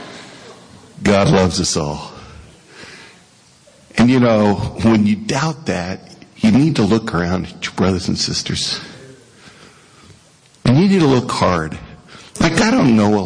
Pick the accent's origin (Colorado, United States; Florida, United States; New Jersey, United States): Colorado, United States; Western; moved away; I was from Western Colorado.